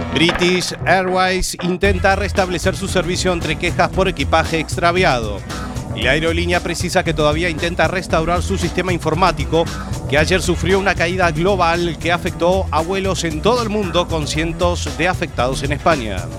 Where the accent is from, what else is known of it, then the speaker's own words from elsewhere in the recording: Montevideo, Uruguay; moved away; also born or lived in Carballo, Spain; mi tierra, de Montevideo